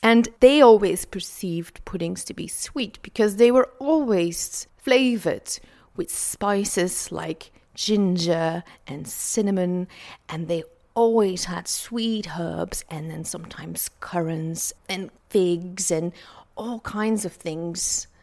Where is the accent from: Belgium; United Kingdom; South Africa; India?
Belgium; Flanders